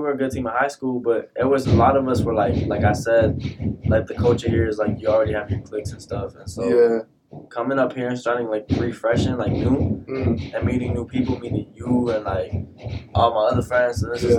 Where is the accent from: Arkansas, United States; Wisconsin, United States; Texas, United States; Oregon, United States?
Texas, United States; Odessa; also born or lived in Houston; Like before I was from H Town, I'm like I was from Odessa, and Odessa gets cold. It's like a desert.